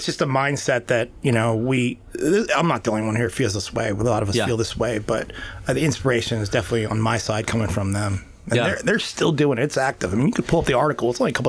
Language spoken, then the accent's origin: English; Annapolis, Maryland, United States; Well, I was born and raised in Annapolis, Maryland originally. And I grew up right near the Naval Academy.